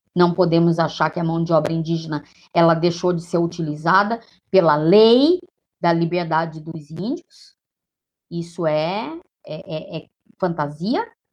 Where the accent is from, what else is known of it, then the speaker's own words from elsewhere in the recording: Brazil; enquanto brasileiras, brasileiros, brasileires que somos em todos os rincões.